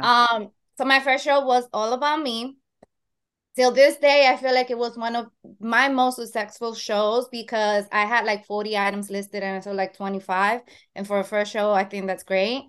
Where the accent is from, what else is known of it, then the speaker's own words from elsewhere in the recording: Dominican Republic; now in Long Island, New York, United States; I am Dominican, that's my home country, Dominican Republic, and I am based in New York, Long Island